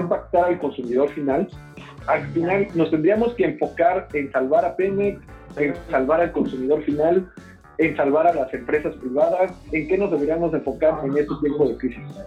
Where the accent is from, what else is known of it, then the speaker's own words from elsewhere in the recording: Mexico; nos tenemos que preparar como mexicanos